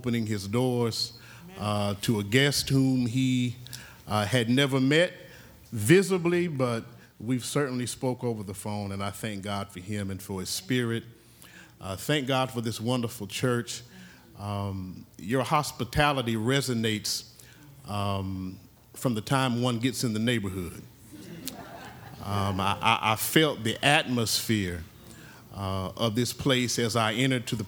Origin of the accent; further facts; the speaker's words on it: Oklahoma, United States; I'm from Oklahoma